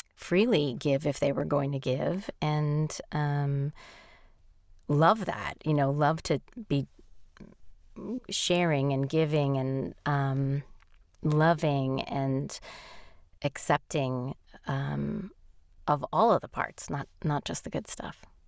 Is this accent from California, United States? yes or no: no; New York, United States; I'm a New Yorker